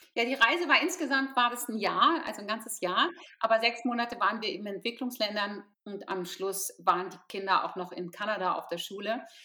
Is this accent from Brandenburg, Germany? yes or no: yes; Potsdam, Brandenburg, Germany; ich komme aus Potsdam